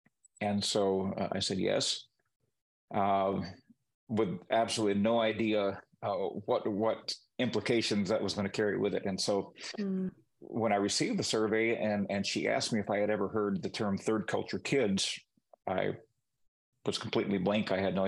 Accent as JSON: {"language": "English", "country": "Peru", "tie": "born or raised there", "said": "growing up in Peru, I spoke the language from the time that I could speak."}